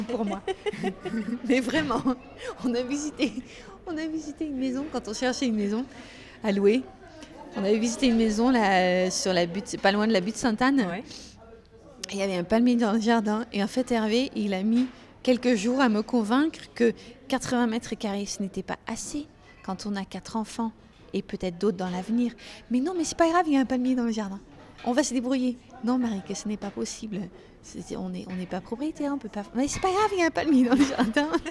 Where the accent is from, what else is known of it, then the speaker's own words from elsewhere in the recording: Netherlands; first language Dutch; French is a second language; moved away as an adult; also born or lived in United States; now in France; ça fait quand même 24 euh, ans que j'ai quitté les Pays-Bas